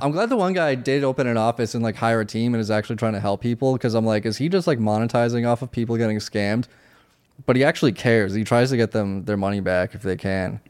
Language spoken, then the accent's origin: English; Worcester, Massachusetts, United States; I'm from Worcester, Massachusetts.